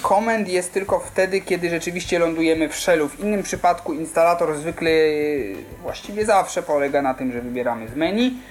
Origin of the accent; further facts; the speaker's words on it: Kraków, Lesser Poland, Poland; jestem z Krakowa